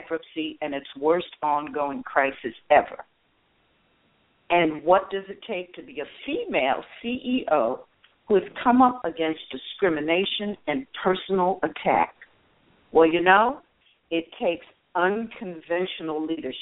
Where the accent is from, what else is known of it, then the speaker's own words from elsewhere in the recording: Detroit, Michigan, United States; I wanted to come to my hometown